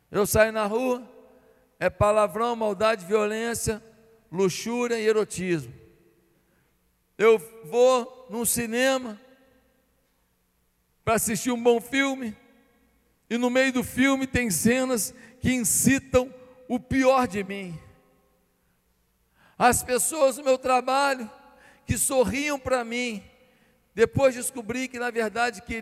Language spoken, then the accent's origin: Portuguese; Barbacena, Minas Gerais, Brazil; born there; porque lá onde eu nasci em Barbacena não era.